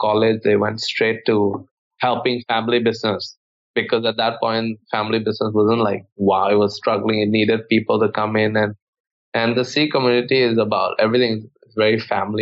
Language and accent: English; Bangkok, Thailand; I grew up in Thailand most of my life. I went to school basically from kindergarten to high school. I was born here.